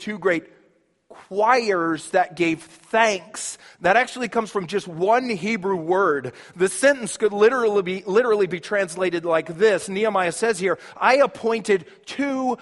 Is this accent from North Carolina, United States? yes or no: no; Shawnee, Kansas, United States; moved away; where I grew up back in Kansas, as a kid, we'd always have this annual parade. We'd have what they called the Old Shawnee Days Parade.